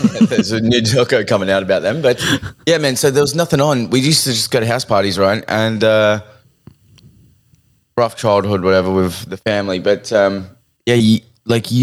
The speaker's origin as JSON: {"language": "English", "town": "Sydney", "region": "New South Wales", "country": "Australia", "tie": "born or raised there", "said": "I grew up in Seven Hills, right? And Seven Hills, Blacktown."}